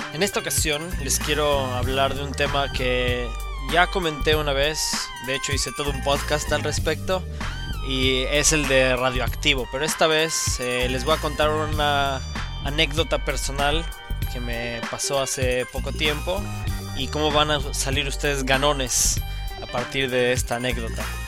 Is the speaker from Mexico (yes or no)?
yes; Mexico; now in Middle East; yo estando aislado como mexicano en el Medio Oriente